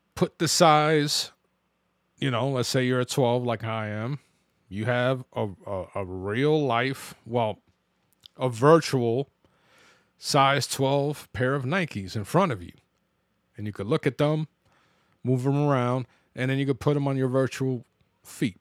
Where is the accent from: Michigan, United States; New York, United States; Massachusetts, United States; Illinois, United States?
New York, United States; New York City; growing up in the Bronx